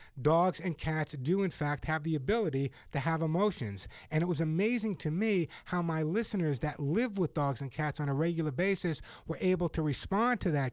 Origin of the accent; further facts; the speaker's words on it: Long Island, New York, United States; also born or lived in Bronx, New York; now in Southern California, United States; I'm a New Yorker, born in the Bronx, raised on Long Island